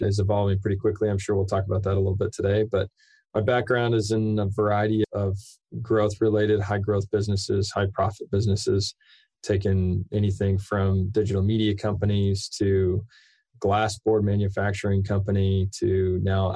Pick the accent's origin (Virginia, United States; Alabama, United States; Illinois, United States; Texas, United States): Texas, United States; Austin; also born or lived in Provo, Utah; I grew up outside of Austin, Texas. I actually grew up on a 50-acre ranch.